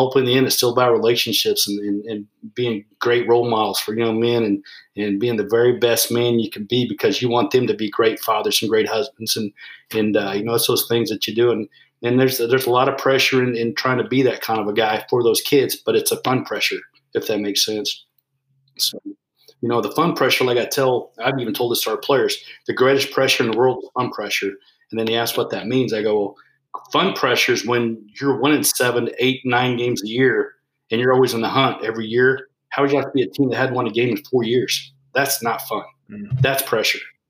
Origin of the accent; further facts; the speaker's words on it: United States; being an American